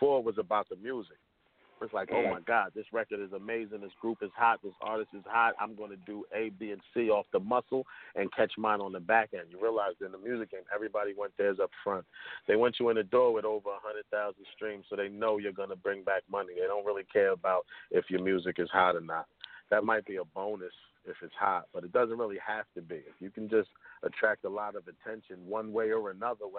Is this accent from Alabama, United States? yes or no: no; Camden, New Jersey, United States; now in Carteret, United States; Born in Camden, moved up north, but I'm in Carteret right now